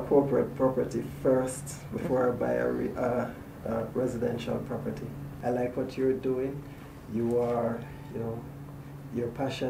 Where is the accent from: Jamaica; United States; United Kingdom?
Jamaica; I grew up in Jamaica, where it's all about music and dancing.